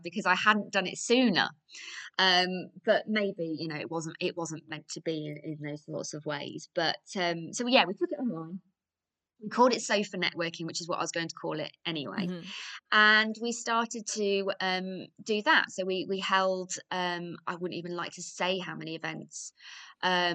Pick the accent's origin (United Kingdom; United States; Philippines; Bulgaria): United Kingdom; Grantham, East Midlands; my hometown, which is Grantham in Lincolnshire